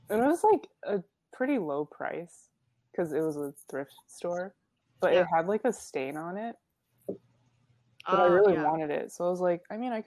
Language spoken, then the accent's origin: English; United States; I'm from the US